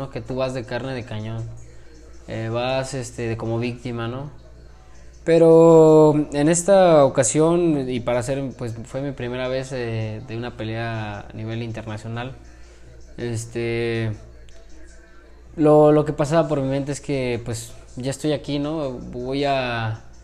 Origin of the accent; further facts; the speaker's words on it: Mexico; yo iba como mexicano, también otro compañero de, Monterrey.